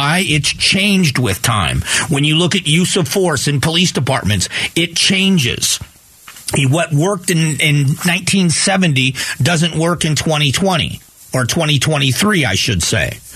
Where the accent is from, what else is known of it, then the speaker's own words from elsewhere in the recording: United States; In the end, as Americans, shouldn't we be concerned